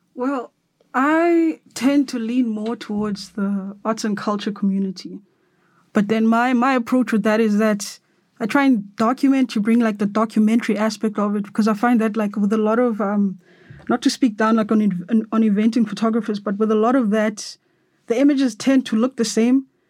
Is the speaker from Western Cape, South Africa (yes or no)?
yes; Cape Town, Western Cape, South Africa; now in Johannesburg, South Africa; here in Johannesburg, 'cause I'm from Cape Town